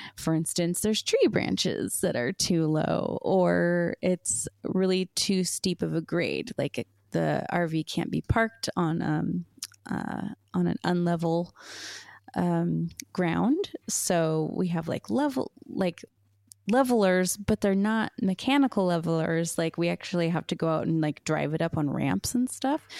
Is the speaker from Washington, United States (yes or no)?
yes; Seattle, Washington, United States; moved away as an adult; now in Wisconsin, United States; I'm from Washington, and it, you know, it or the Seattle area just doesn't really get that cold.